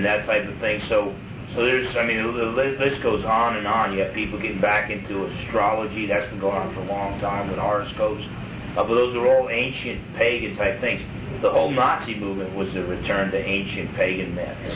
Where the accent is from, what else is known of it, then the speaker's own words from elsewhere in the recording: New Jersey, United States; I was from Jersey